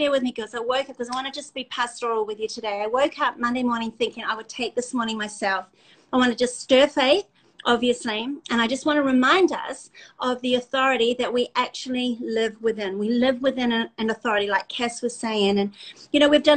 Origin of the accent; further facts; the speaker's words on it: South Africa; We're South African